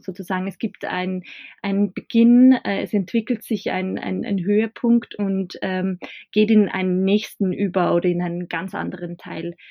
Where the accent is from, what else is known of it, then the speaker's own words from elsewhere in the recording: Bad Hall, Upper Austria, Austria; Ich komme aus einem ja, Nachbarort oder eigentlich einer kleinen Stadtgemeinde äh, aus Bad Hall.